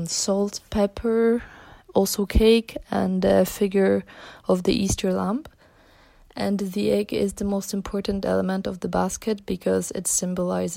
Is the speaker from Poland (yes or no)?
yes; Poland; I'm from Poland